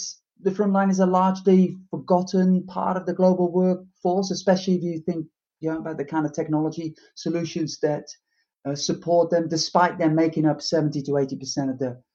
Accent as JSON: {"language": "English", "country": "Netherlands", "also_born_or_lived": "United Kingdom", "moved": "as an adult", "said": "it's hard to deny where I'm from originally from the Netherlands"}